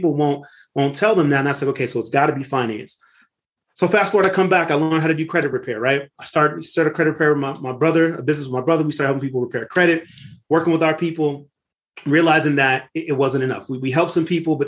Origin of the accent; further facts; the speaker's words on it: Lynwood, California, United States; I grew up in Linwood, California, right outside of Compton in the 1980s